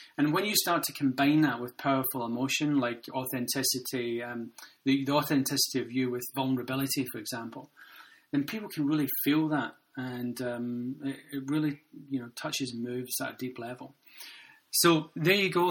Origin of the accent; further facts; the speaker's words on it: Glasgow, Scotland, United Kingdom; I grew up in Glasgow